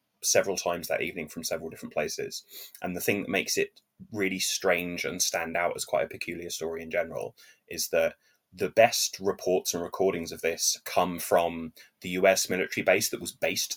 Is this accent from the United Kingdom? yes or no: yes; England, United Kingdom; as an Englishman